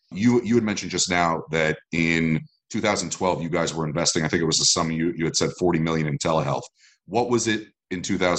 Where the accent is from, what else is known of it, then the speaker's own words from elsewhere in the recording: Florida, United States; I'm from South Florida, so it's good to know.